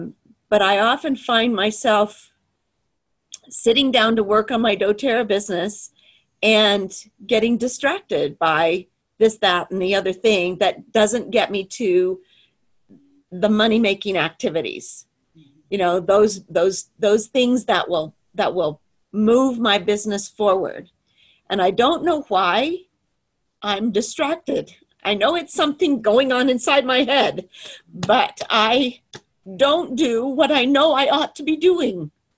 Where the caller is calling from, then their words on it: Idaho Falls, Idaho, United States; I'm in Idaho Falls.